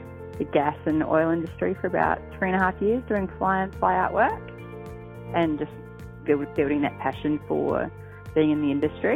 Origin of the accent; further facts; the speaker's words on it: New Zealand; moved away as an adult; now in Queensland, Australia; I'm originally from New Zealand, but I've been over here for about 8 years now